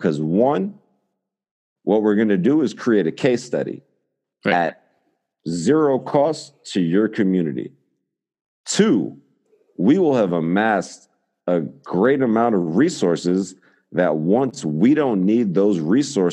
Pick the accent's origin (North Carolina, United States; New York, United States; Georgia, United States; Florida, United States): New York, United States; New York City; as a New Yorker